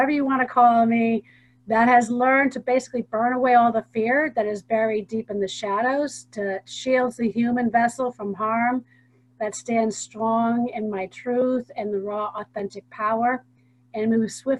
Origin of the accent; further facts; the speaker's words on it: Hingham, Massachusetts, United States; I'm from Hingham, Massachusetts